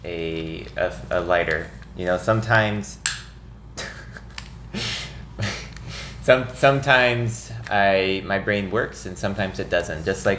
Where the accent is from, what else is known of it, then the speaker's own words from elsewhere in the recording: Nixa, Missouri, United States; moved away as an adult; now in St. Louis, United States; I grew up in Southwest Missouri, in a small town called Nixa.